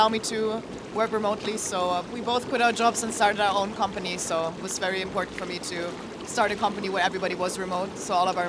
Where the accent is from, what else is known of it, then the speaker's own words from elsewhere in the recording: Berlin, Germany; Berlin, Germany.